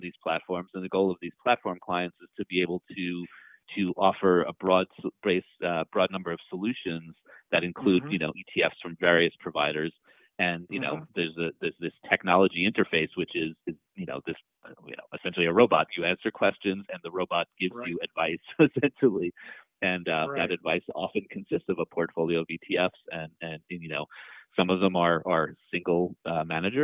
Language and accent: English; East Coast, United States; moved away as an adult; also born or lived in New York; now in San Francisco, United States; I grew up on the East Coast